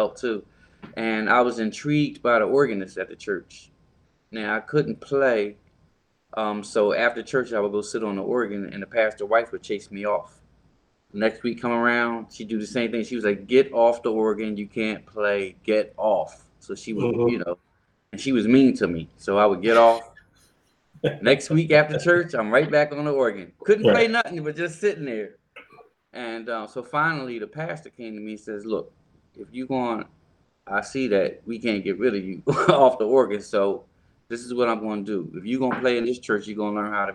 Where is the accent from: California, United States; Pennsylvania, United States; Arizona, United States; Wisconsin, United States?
Pennsylvania, United States; Philadelphia; I was born and raised in Philadelphia.